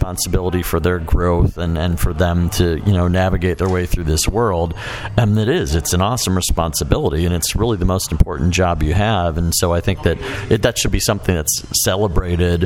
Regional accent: Chicago, Illinois, United States; Where I grew up in Chicago

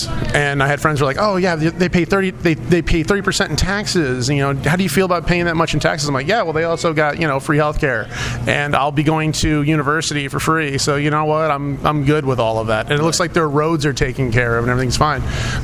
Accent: Midwest, United States; moved away as an adult; also born or lived in St. Marys, Ohio; I was raised in the Quad Cities. I was born in Ohio. Okay. My mom is actually from the area. We can trace our roots back to this area when the Germans immigrated here over 200 years ago.

